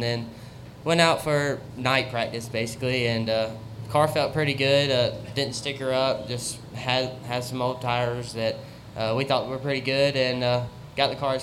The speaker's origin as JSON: {"language": "English", "town": "Zebulon", "region": "North Carolina", "country": "United States", "said": "I'm from Zebulon, North Carolina"}